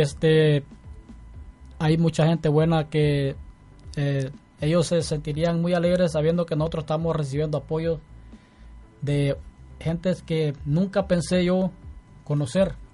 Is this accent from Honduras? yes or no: yes; Honduras; moved away as an adult; yo soy de Honduras